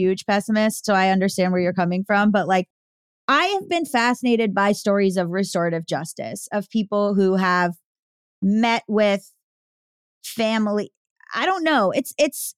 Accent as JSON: {"language": "English", "area": "near Parkland", "region": "Florida", "country": "United States", "tie": "born or raised there", "said": "near my hometown"}